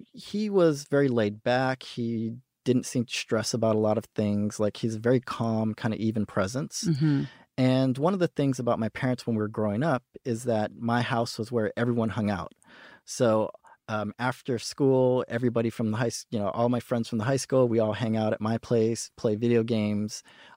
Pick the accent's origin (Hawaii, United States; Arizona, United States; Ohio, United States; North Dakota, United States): Hawaii, United States; also born or lived in California / Japan; so I was born in California. And then I grew up in my pre-elementary years in Hawaii. Then we got stationed in Japan. So I grew up, I did elementary school in Japan, moved back to Hawaii, did high school in Hawaii.